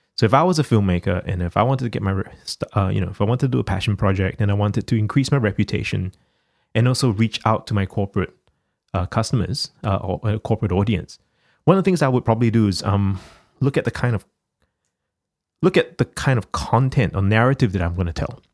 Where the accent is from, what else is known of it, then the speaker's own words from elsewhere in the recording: Singapore; now in Australia; the country where I was born in Singapore